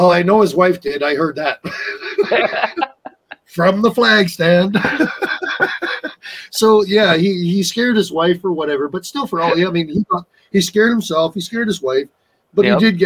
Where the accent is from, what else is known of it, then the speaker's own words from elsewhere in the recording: Newfoundland and Labrador, Canada; moved away; I grew up in Newfoundland, so I used to watch Derby quite often